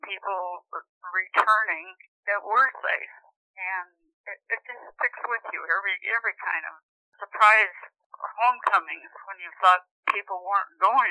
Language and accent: English; Cheyenne, Wyoming, United States; my mother and I traveled to the state of Wyoming, Cheyenne, to be exact. I was 9 years old when we went to live with relatives on their ranches